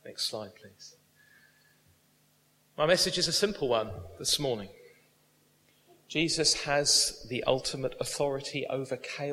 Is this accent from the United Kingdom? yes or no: yes; United Kingdom; We're British.